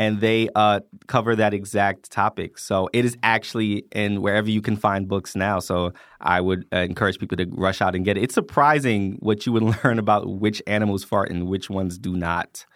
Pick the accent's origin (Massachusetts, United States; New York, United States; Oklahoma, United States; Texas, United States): New York, United States; New York City; now in Atlanta, United States; I grew up in the Bronx, New York